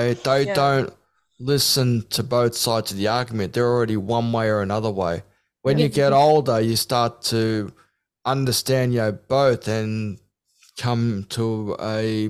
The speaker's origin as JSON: {"language": "English", "country": "Australia", "tie": "born or raised there", "said": "Look, I am Australian, right? Because I was born in Australia, so I'm gonna be Australian, you know?"}